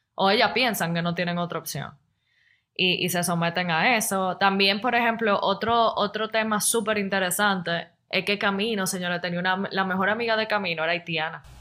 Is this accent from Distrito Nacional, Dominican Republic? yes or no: no; La Romana, Dominican Republic; yo soy de la Romana